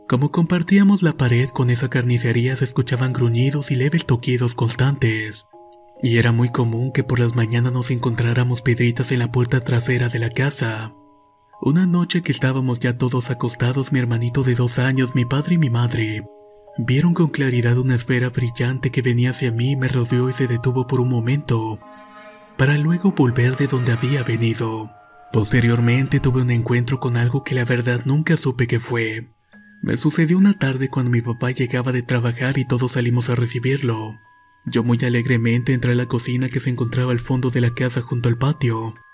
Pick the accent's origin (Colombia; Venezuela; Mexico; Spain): Mexico; Veracruz; soy de Veracruz.